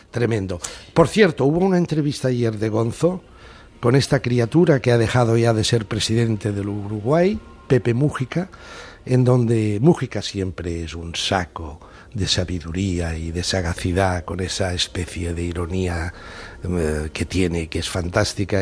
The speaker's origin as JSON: {"language": "Spanish", "region": "Catalonia", "country": "Spain", "said": "los catalanes continuaremos siendo nacionalidad"}